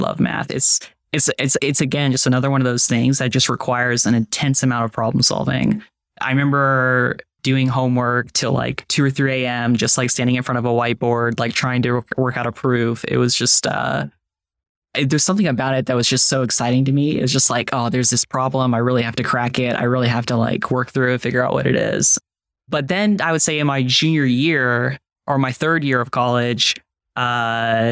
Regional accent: Fredericksburg, Virginia, United States; also born or lived in Richmond, Virginia; I moved from Fredericksburg to Richmond

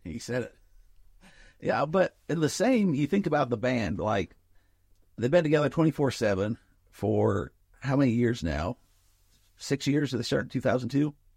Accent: Nephi, Utah, United States; we grew up with around in Nephi

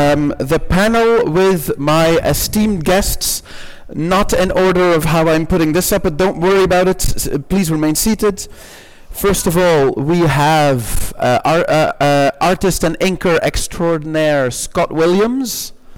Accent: Ghent, Flanders, Belgium; accent: Ghent; I have a Ghent accent

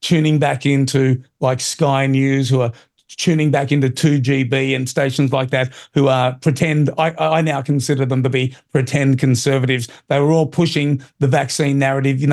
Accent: Australia; an Aussie

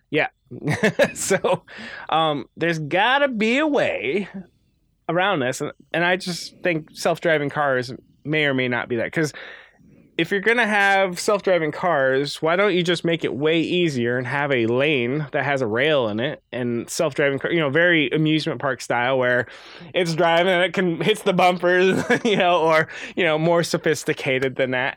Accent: Midwest, United States; we're from the Midwest. Oh, Chicago has the L train, but where I'm from, good luck on any sort of mass transit

